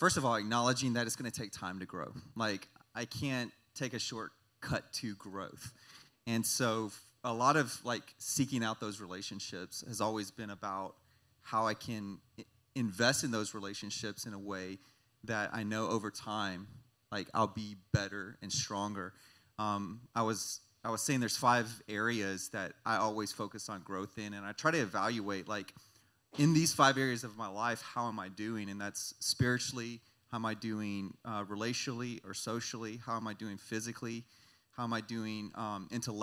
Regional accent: San Antonio, Texas, United States; also born or lived in Houston; I moved back from Houston, back home to San Antonio

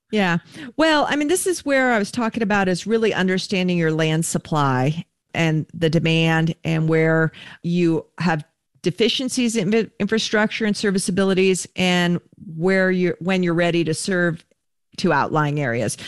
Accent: Bay Area, California, United States; now in Reno, United States; my hometown newspaper in the Bay Area, smaller community

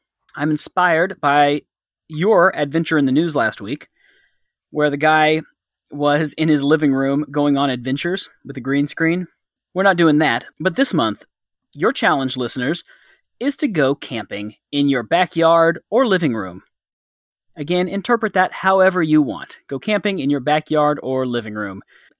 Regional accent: North Texas, United States

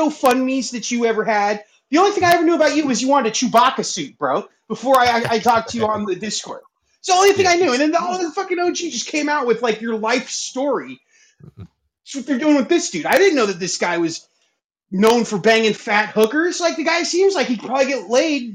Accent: Los Angeles, California, United States; I'm from Woodland. I used to live right across from Woodland Hills Country Club

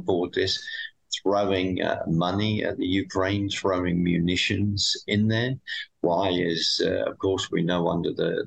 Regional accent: United Kingdom; being a Brit

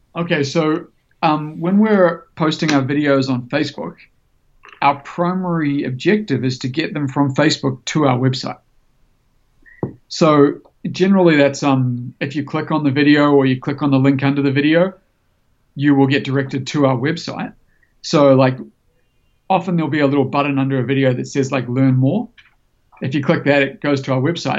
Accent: New Zealand; I grew up snowboarding in New Zealand

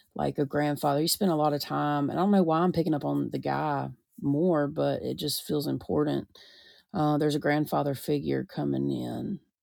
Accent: the South, United States; I'm from the South

